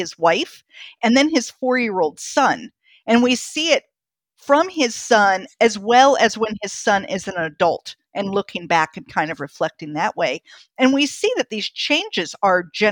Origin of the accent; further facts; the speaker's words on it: North Canton, Ohio, United States; also born or lived in Athens, Greece; I grew up in Ohio. And the town I was born in is North Canton, or I was actually born in Athens, Greece, but my family was all born in North Canton and grew up there. And, you know, I lived there for years